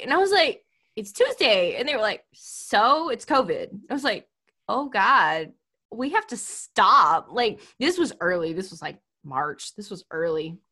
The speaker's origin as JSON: {"language": "English", "region": "Texas", "country": "United States", "said": "I'm from Texas"}